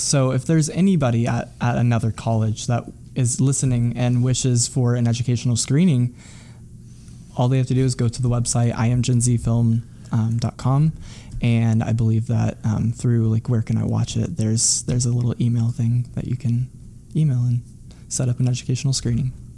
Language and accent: English; Midwest, United States; somebody growing up in the Midwest who identifies with that community